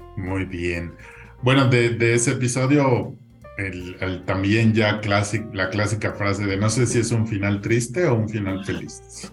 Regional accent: Mexico; como mexicanos

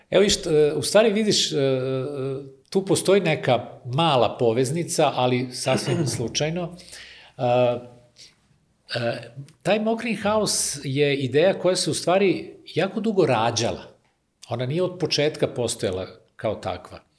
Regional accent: Kikinda, Vojvodina, Serbia; moved away; ja sam iz Kikinde rodom, pa je to i tamo mi deo porodice živi, tako da sam ovaj, ostao vezan za, za taj kraj.

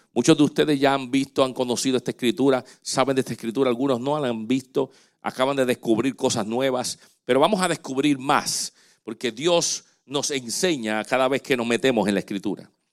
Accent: Dominican Republic; moved away; el hospital, allá en República Dominicana, donde yo nací

